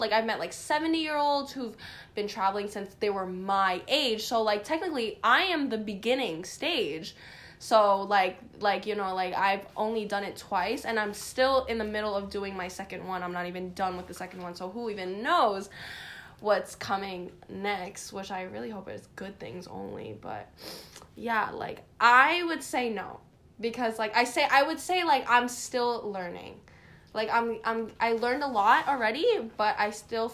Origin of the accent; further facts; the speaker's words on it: New York City, New York, United States; I am from Queens, New York